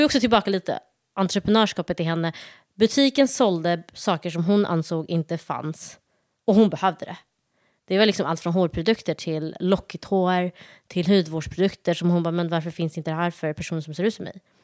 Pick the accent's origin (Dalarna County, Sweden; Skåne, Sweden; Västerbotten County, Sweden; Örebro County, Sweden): Skåne, Sweden; Malmö; moved away as an adult; also born or lived in Somalia; now in Stockholm, Sweden; uppväxt i Malmö, gått i skola där, gymnasiet där